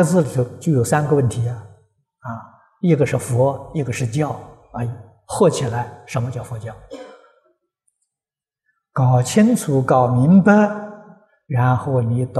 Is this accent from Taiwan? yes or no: no; China; 我们中国人呢，喜欢简单，把它的尾音呢省掉了。